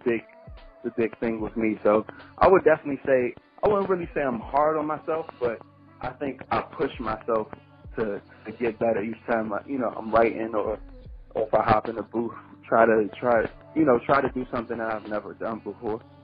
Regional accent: Prince George's County, Maryland, United States; also born or lived in Washington, D.C. / Charles County, Maryland; I was born in D.C. and then raised in, in um, Prince George's County, Maryland, and then I ended up moving to Charles County, Maryland, uh, for high school.

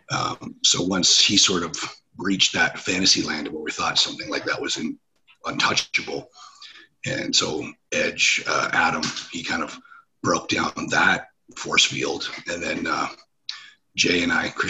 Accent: Ontario, Canada; in my hometown, at the little hockey arena

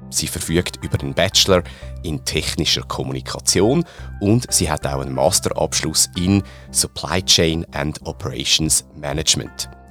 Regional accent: Switzerland; die Schweizer ähm, Mentalität, jetzt auch sehr positiv gemeint, oder mhm. teilweise auch mit unseren kleinen Macken, die wir ja durchaus haben in unserem Land

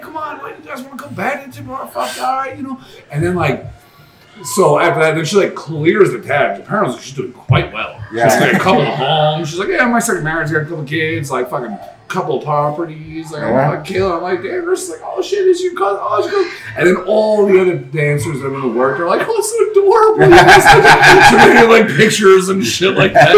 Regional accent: New York City, New York, United States; moved away; I go, oh, from New York. She goes, what part of New York? I say, Queens.

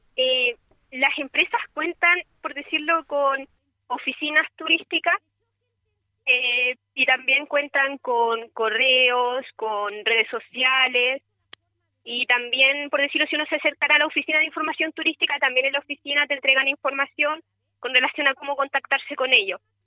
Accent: San Fabián, Ñuble, Chile; moved away; aunque soy de San Fabián

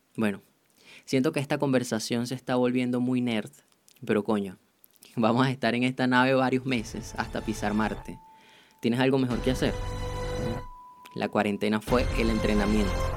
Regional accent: Venezuela; yo soy venezolano

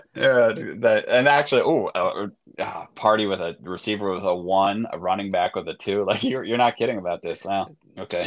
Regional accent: Long Island, New York, United States; someone I grew up with on Long Island

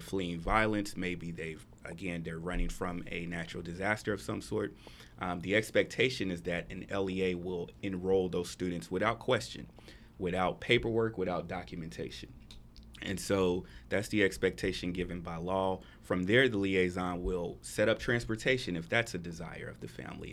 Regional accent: Atlanta, Georgia, United States; moved away as an adult; now in Texas, United States; I'm actually from Atlanta. I've been in Texas for about four years now

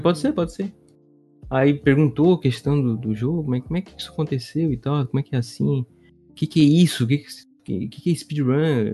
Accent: Santa Catarina, Brazil; eu sou de Santa Catarina

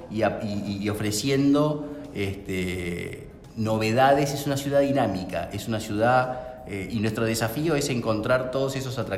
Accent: Buenos Aires, Argentina; somos nosotros, somos los porteños.

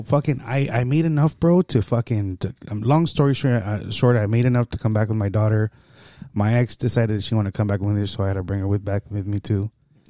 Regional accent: Garden Grove, California, United States; also born or lived in San Antonio / El Salvador; I'm from Garden Grove, bro.

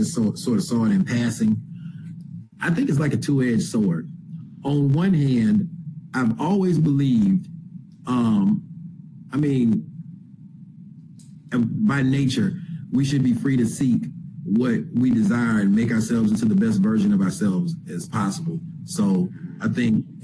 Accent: Florida, United States; moved away; I'm originally from Florida

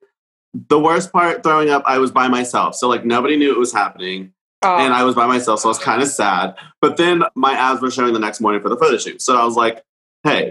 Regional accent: Dallas, Texas, United States; I grew up here. This is my only home. I've never lived anywhere else

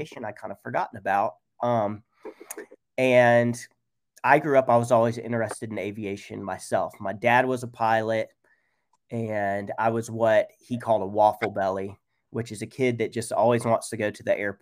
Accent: Georgia coast, United States; I was born on the Georgia coast, and I live in Savannah

